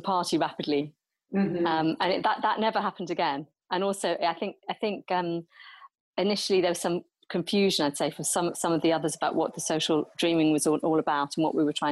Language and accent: English; Nigeria; I grew up in Nigeria